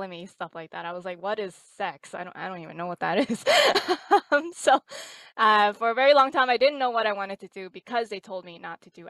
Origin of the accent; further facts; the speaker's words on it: New York City, New York, United States; also born or lived in Lubbock, Texas; now in Boston, United States; I'm actually originally from New York City